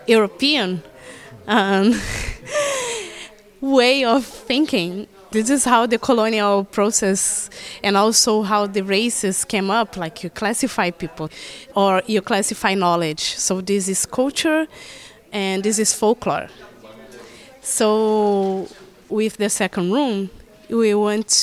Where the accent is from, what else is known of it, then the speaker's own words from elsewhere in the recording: Rio de Janeiro, Brazil; I'm from Rio de Janeiro, from South